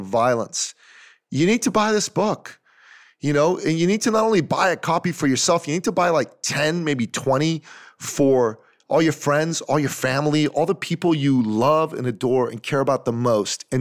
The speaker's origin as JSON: {"language": "English", "town": "Toronto", "region": "Ontario", "country": "Canada", "tie": "born or raised there", "said": "my hometown, Toronto"}